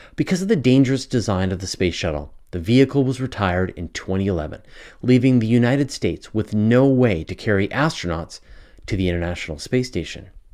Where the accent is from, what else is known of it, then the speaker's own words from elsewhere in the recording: Canada; accent: Canadian; my Canadian accent